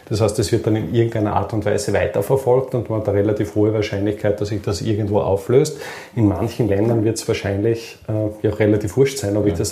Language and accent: German; Austria; sind wir Österreicher jetzt nicht wirklich so, dass wir die großen Gründer sind